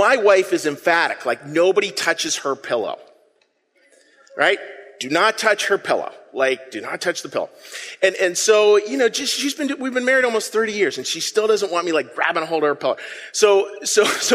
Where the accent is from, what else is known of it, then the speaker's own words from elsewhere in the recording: Pittsburgh, Pennsylvania, United States; I'm from Pittsburgh